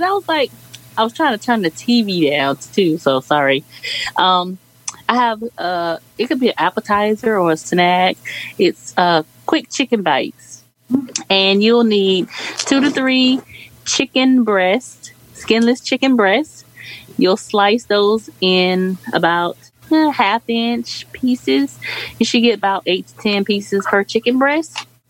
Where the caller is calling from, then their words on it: Jacksonville, Florida, United States; This is … from Jacksonville, Florida.